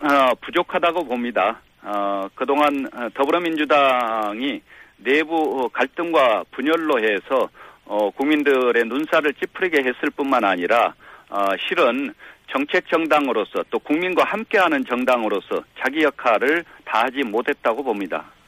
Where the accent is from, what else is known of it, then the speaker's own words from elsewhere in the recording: Gwangju, South Korea; 저도 어, 광주 출신입니다만은